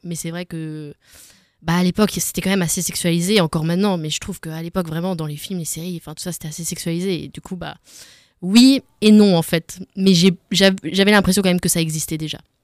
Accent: Alsace, Grand Est, France; je suis d'origine d'Alsace, mais j'ai beaucoup voyagé

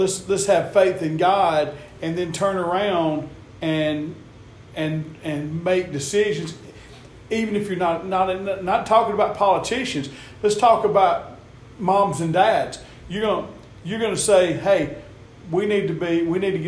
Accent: the South, United States; we're from the South

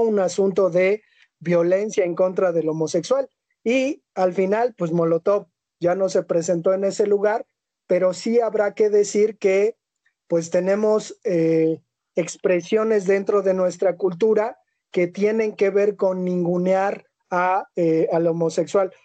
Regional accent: Mexico; Nosotros como hombres mexicanos

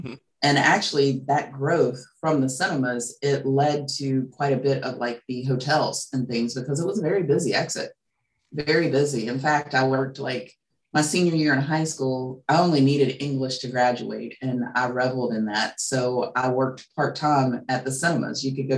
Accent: Charleston, West Virginia, United States; I grew up in Kanawha City, went to Chamberlain, Horseman, and I was the last class of Charleston High.

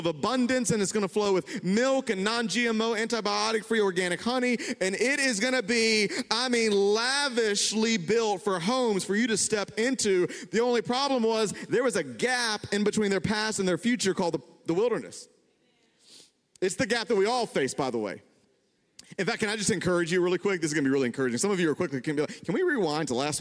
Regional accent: the South, United States; I grew up in the South

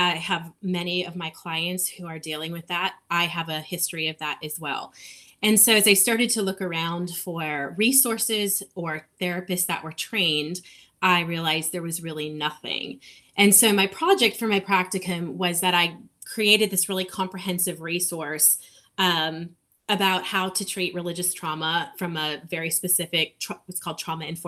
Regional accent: Minnesota, United States; moved away as an adult; now in Nashville, United States; I'm originally from Minnesota

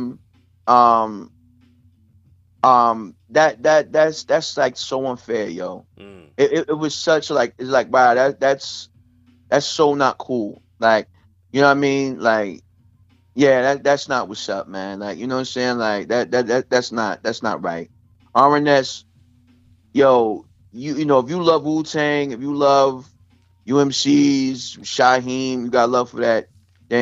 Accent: New York City, New York, United States; born or raised there

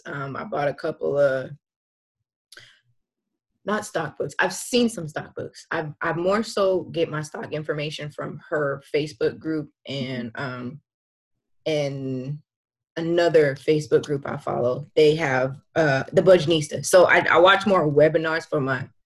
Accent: California, United States; moved away as an adult; now in Northern Virginia, United States; I am from California. But currently living in Virginia

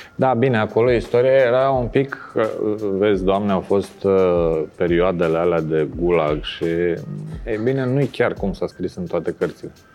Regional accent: Bucharest, Romania; România. București

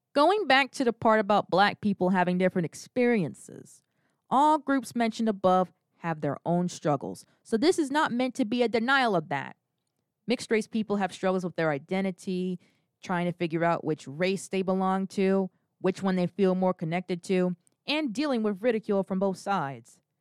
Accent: United States; As privileged as I am to be an American citizen, my ancestors were not immigrants

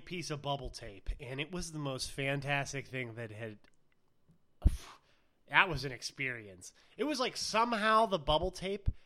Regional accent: United States; we're American

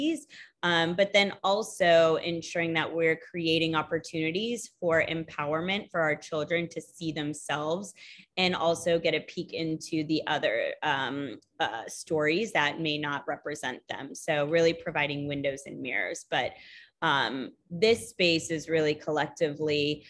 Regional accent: Texas, United States; also born or lived in India; now in West Palm Beach, United States; I moved to Texas with my family when I was young

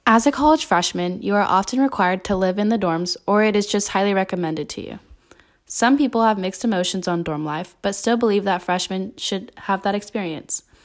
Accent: Northern California, United States; moved away as an adult; now in Tempe, United States; I am originally from Northern California and decided to move to Arizona to further my education

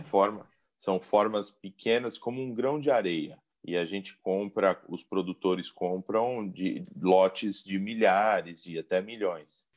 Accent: São Paulo, Brazil; also born or lived in Florianópolis / Chile; eu sou da cidade de São Paulo

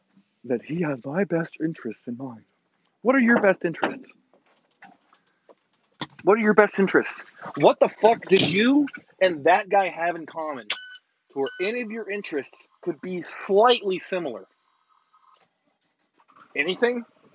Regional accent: Texas, United States; I was born and raised in Texas, and I'll die in Texas.

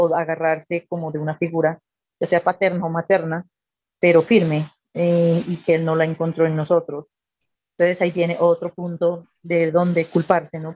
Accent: Pasto, Nariño, Colombia; soy de la ciudad de Pasto

